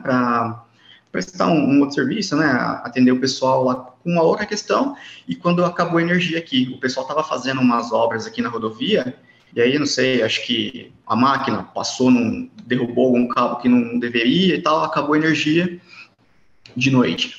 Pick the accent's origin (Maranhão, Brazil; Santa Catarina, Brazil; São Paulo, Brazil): São Paulo, Brazil; interior of; eu sou de Maelink, interior de São Paulo